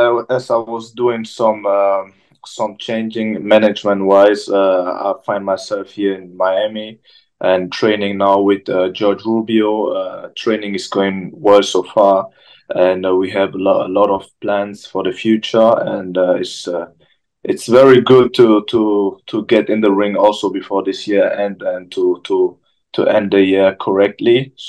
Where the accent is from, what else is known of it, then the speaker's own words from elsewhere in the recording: Germany; English is a second language; moved away as an adult; also born or lived in London; now in United States; I feel like I come from Germany, you know, the boxing is going a bit down now. Then I came to London, want to see how the boxing is over there. And I feel like USA was the next step.